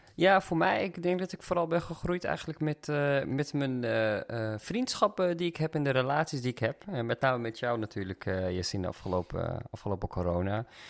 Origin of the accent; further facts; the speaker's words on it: Amsterdam, North Holland, Netherlands; we zijn opgegroeid in Amsterdam samen